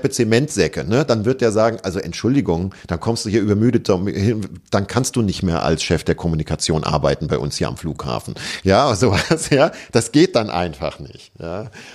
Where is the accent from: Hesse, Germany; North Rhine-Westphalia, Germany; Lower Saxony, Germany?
Hesse, Germany; bei uns in Hessen